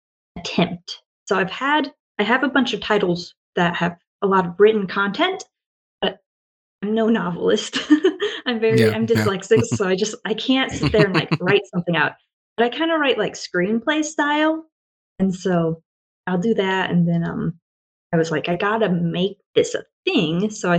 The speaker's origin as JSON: {"language": "English", "region": "Washington", "country": "United States", "tie": "born or raised there", "also_born_or_lived": "Oregon", "lives_now": "Japan"}